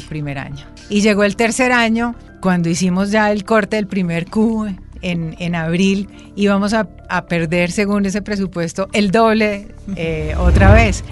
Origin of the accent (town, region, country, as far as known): Colombia